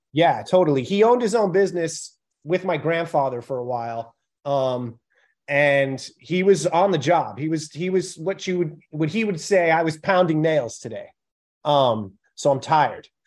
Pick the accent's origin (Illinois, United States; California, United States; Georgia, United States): California, United States; Pacifica; moved away; also born or lived in San Francisco; I grew up in Pacifica, which is like, eh, ten minutes outside of, uh, the city limits.